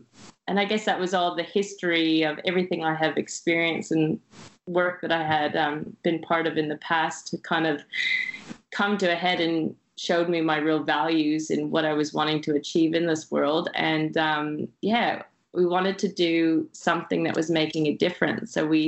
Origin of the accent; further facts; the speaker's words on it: France; now in Shanghai, China; I'm from France, but you know, Shanghai.